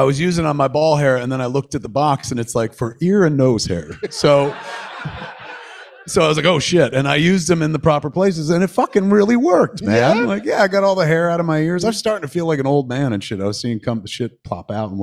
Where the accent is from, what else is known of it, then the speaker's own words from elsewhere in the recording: Atlantic Highlands, New Jersey, United States; Highlands, which is my hometown where I grew up